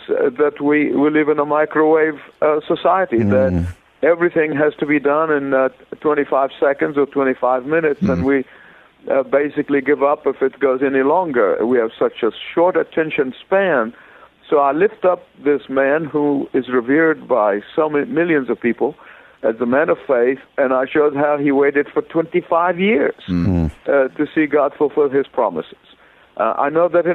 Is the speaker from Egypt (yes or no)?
yes; Egypt; moved away as an adult; also born or lived in Beirut, Lebanon / Sydney, Australia / California; now in Atlanta, United States; I was born in Egypt